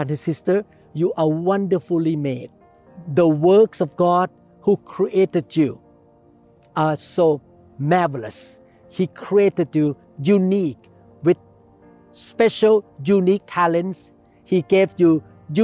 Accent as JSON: {"language": "English", "country": "Thailand", "tie": "born or raised there", "second_language": "English", "moved": "yes", "lives_now": "United States", "said": "I myself was born in Thailand. I could not speak English like an American person"}